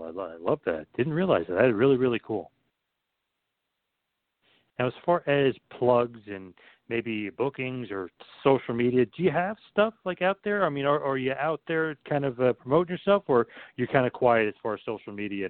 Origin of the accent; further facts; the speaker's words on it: Asbury Park, New Jersey, United States; I'm from Asbury Park, the home, everyone always asks, the home of Bam Bam Bigelow.